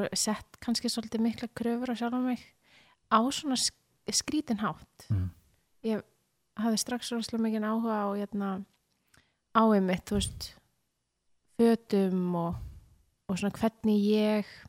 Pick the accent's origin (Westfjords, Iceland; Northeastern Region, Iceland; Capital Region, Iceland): Capital Region, Iceland; Mosfellsbær; also born or lived in Reykjavík / Breiðholt; ég er í Skerrafjörður núna en ég olst upp í Mósó